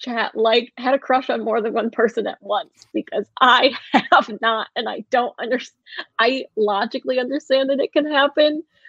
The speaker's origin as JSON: {"language": "English", "country": "Canada", "said": "I have two cats and a bunny, and I'm Canadian, so a green card is on the table."}